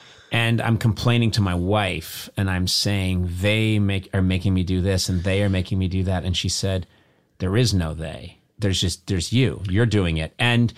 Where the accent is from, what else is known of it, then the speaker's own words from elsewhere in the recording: Boston area, New England, Massachusetts, United States; moved away; You and I grew up in New England